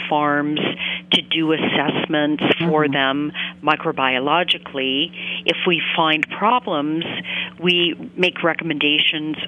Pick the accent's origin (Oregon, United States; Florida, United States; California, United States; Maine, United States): Maine, United States; I grew up in Maine